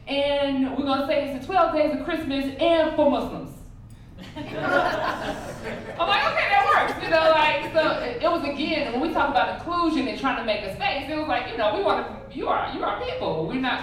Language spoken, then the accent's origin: English; Chicago, Illinois, United States; moved away as an adult; I am from the South Side of Chicago